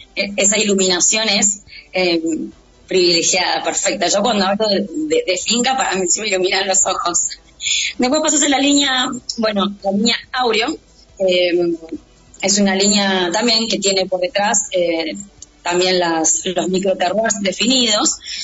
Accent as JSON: {"language": "Spanish", "region": "Buenos Aires", "country": "Argentina", "tie": "born or raised there", "also_born_or_lived": "Mendoza", "moved": "yes", "said": "nosotros somos oriundos de Buenos Aires"}